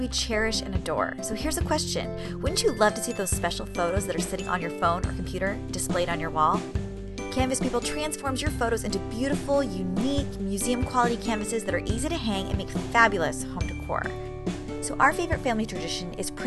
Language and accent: English; San Diego, California, United States; moved away; I'm from San Diego originally